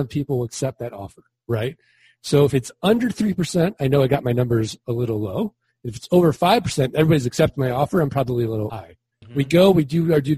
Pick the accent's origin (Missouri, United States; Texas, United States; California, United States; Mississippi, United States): Missouri, United States; St. Louis